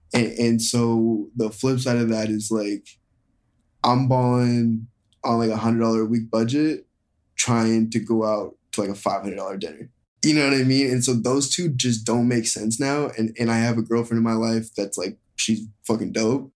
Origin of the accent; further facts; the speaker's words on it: Seattle, Washington, United States; moved away as an adult; now in Los Angeles, United States; I'm from Seattle, like I said, and so I lived, like, kind of in the woods